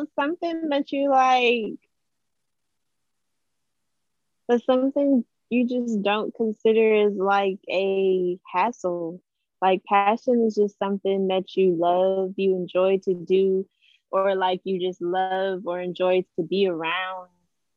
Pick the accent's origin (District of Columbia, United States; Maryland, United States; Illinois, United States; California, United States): Maryland, United States; now in North Carolina, United States; I'm originally from Maryland, but right now I reside in North Carolina